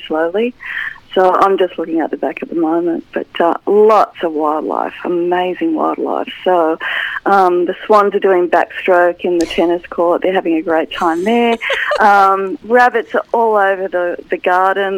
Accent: Maitland, New South Wales, Australia; moved away as an adult; I grew up in Maitland, moved out of Maitland for a long time, then came back

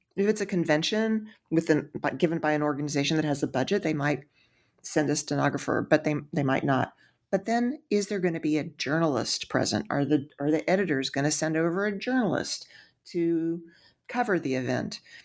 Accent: Texas, United States; I'm from Texas

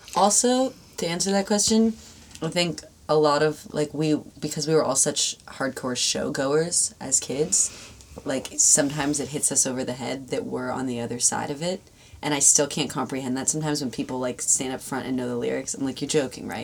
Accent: Los Angeles, California, United States; I'm from

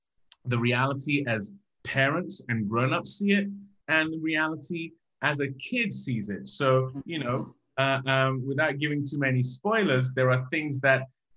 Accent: Nigeria; growing up in Nigeria

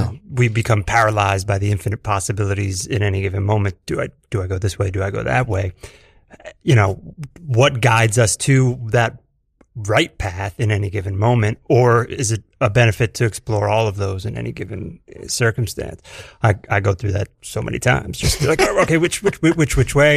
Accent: Edison, New Jersey, United States; moved away as an adult; now in New York, United States; Central Jersey for me, uh, Edison

